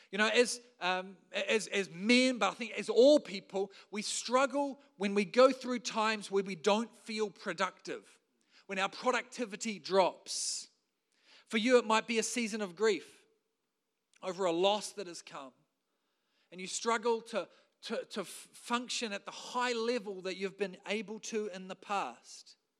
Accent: New Zealand; as a Kiwi bloke

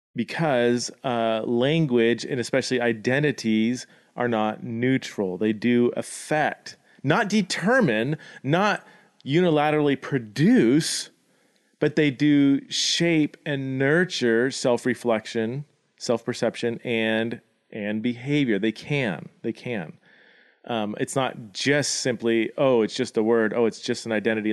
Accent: United States; my identity as an American citizen

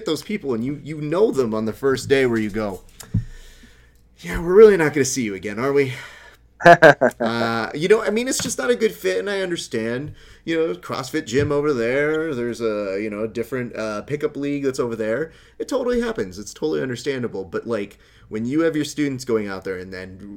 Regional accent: Hacienda Heights, California, United States; I grew up in Hacienda Heights.

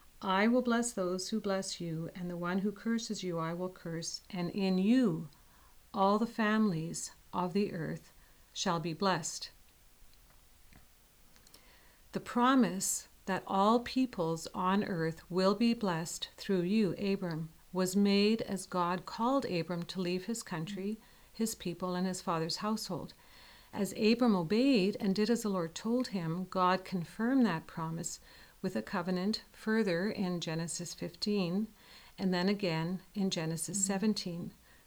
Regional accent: Winnipeg, Manitoba, Canada; now in Dayton, United States; We come from Winnipeg, Canada, so we have a Canadian perspective

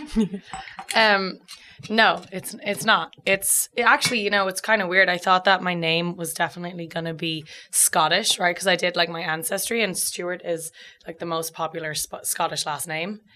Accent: Dublin, Leinster, Ireland; moved away as an adult; also born or lived in California; now in United States; I'm from Dublin

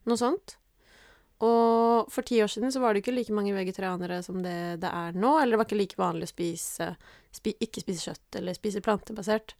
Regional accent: Norway; now in Oslo, Norway; Jeg er fra Sigrud. Mm. Uh. Er oppvokst i skogen

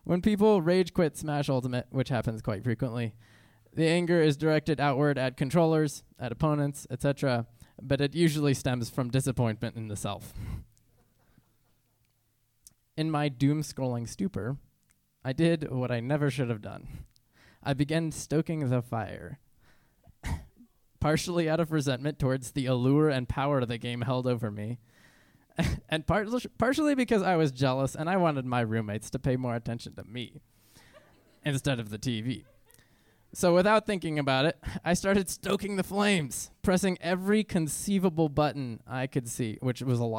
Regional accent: Norfolk, Virginia, United States; also born or lived in Trujillo, Peru / Israel / St. Louis, Missouri; I grew up homeschooled in Norfolk, Virginia, as well as Trujillo, Peru, all over Israel, and then St. Louis, Missouri.

